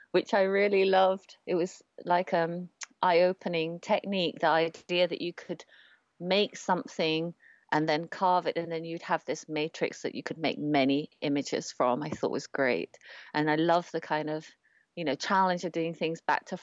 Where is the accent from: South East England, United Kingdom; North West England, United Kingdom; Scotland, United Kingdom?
South East England, United Kingdom; Oxford; now in London, United Kingdom; I'm an artist printmaker living in London. And um, my parents are from Malaysia and Singapore. I was born in Oxford and I grew up in this kind of amazing, beautiful university town, feeling like a little bit like an outsider in my home country.